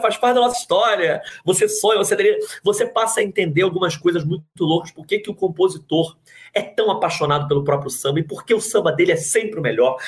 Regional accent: Rio de Janeiro, Brazil; also born or lived in Botafogo, Rio de Janeiro; eu só cria da Zona Oeste, eu sou de Jacarepaguá e tal, hoje moro em Botafogo, mas sou de Jacarepaguá.

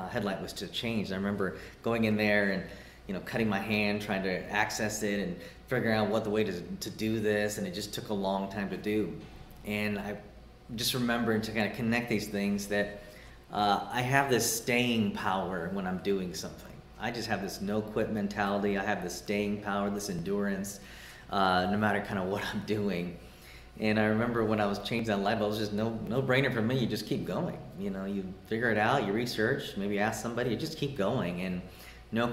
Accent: Houston, Texas, United States; moved away; I was born and raised in Houston

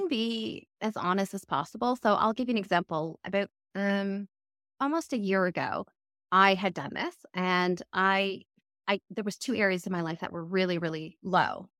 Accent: Canada; moved away as an adult; also born or lived in London, United Kingdom / Cambridge, United Kingdom; now in United Kingdom; I'm originally from Canada, but I actually live in the U K

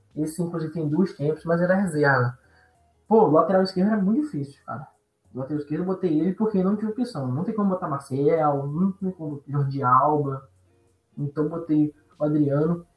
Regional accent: Brazil; Eu, como brasileiro

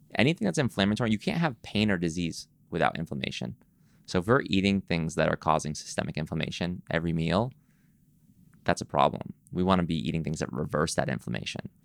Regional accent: East Coast, United States; now in Los Angeles, United States; I'm from the East Coast. When I moved to L

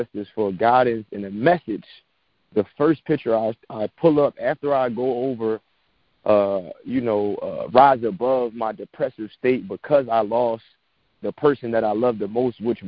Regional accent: Philadelphia, Pennsylvania, United States; moved away; And I grew up inner city in Philadelphia, you know, Section 8 public housing

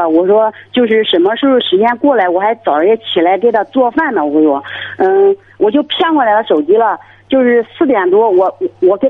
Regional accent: Zhoukou, Henan, China; 我是河南的，我是河南周口的，周口太康县的。

